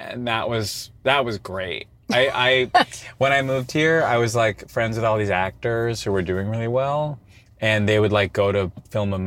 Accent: Long Island, New York, United States; now in Los Angeles, United States; we both grew up on Long Island

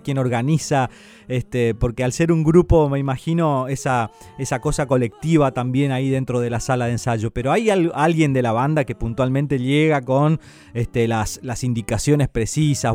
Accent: Santo Tomé, Corrientes, Argentina; moved away; Santo Tomé, de mi tierra hermosa

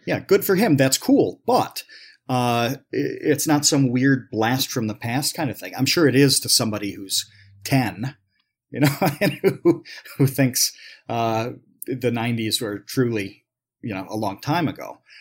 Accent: New York, United States; I grew up in New York, so do I go to a SUNY school

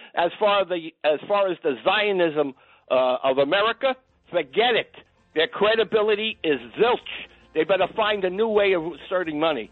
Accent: United States; an American Jew

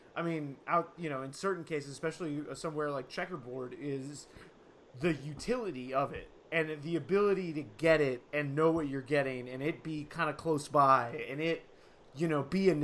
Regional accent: Salem, Oregon, United States; I'm from Salem, Oregon

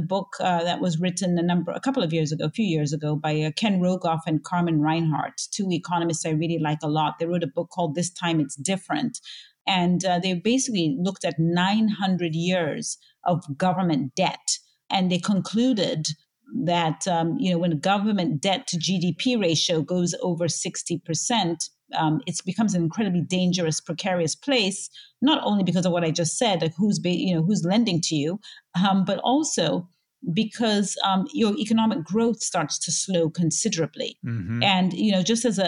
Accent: Zambia; I was born and raised in Zambia, Southern Africa

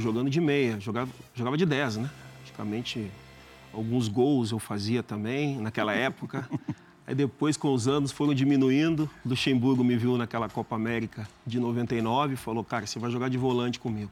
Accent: Brazil; moved away as an adult; para nós brasileiros

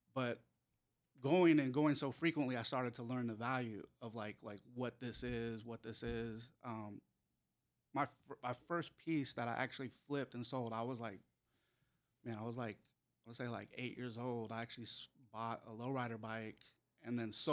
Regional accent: San Francisco, California, United States; late 70s, early 80s, to late 80s, growing up in San Francisco

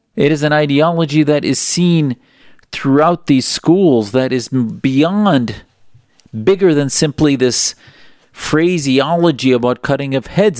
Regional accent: United States; as American Muslims

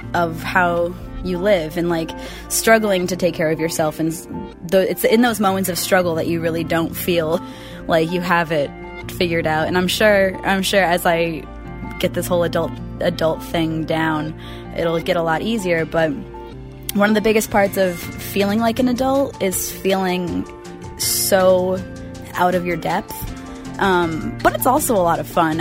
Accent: West River, Vermont, United States; now in Portland, United States; I am originally from West River, Vermont. Uh, I am now living in Portland, Oregon

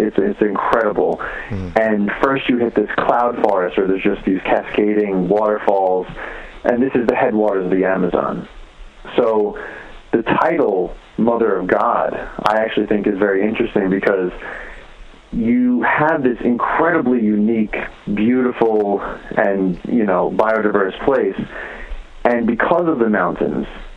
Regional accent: New York, United States; I grew up in New York, and my parents would always bring me to the Bronx Zoo

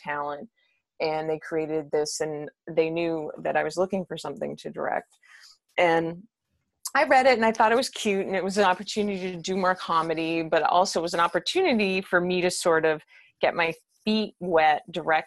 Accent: Winnipeg, Manitoba, Canada; moved away; I'm originally from Manitoba in Winnipeg.

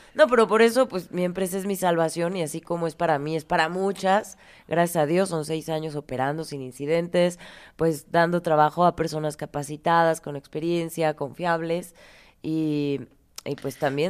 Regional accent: Morelia, Michoacán, Mexico; nací en Morelia

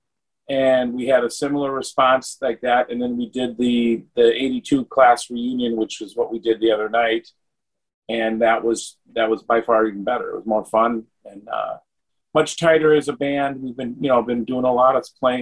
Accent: Greendale, Wisconsin, United States; It was my hometown. I grew up there

